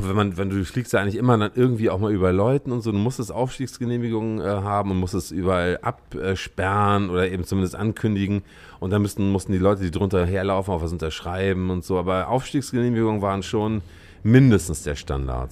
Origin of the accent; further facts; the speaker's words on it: Lübeck, Schleswig-Holstein, Germany; moved away as an adult; also born or lived in Berlin; Ich bin Lübecker. Ich komme aus Lübeck hm. ursprünglich.